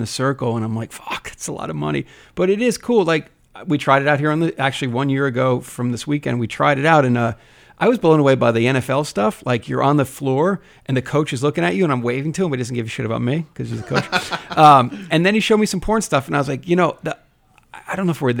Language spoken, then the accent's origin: English; New Jersey, United States; I'm from Jersey